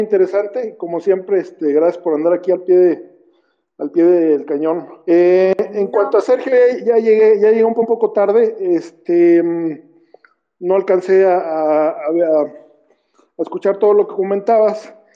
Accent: San Luis Potosí, Mexico; yo siendo potosino

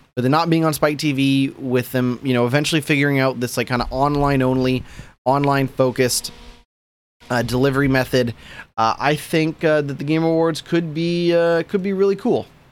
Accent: Canada; I'm a Canadian

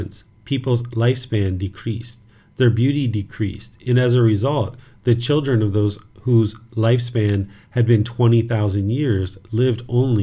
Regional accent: United States; moved away; where I grew up in America

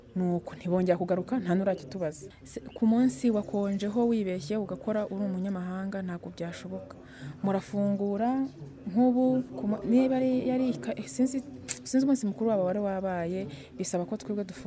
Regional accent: Rwanda; twari abanyarwanda babiri mu iduka

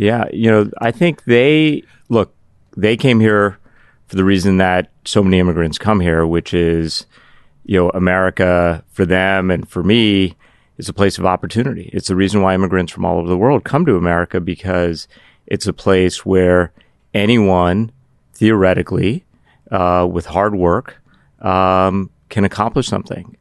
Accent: Pittsburgh, Pennsylvania, United States; also born or lived in Cardiff, Wales; my childhood, I grew up in Pittsburgh.

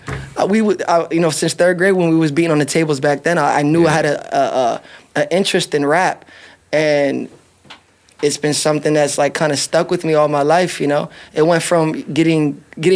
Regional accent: Philadelphia, Pennsylvania, United States; now in Las Vegas, United States; I was born in Philadelphia, Pennsylvania

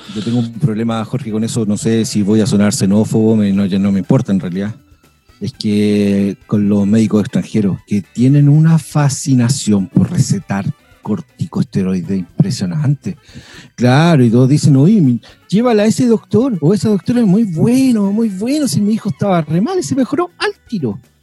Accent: Chile; also born or lived in Argentina; me vine de bebé por razones eh, geopolíticas. Nací en Argentina, pero mis padres son chilenos

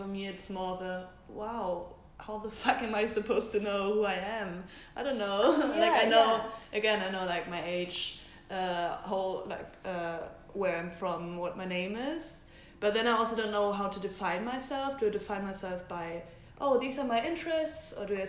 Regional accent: Germany; I'm from Germany.

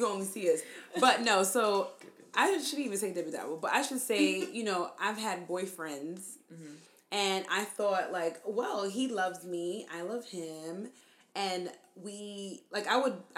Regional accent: New York City, New York, United States; I was raised in Crown Heights, Brooklyn, which is where we are right now

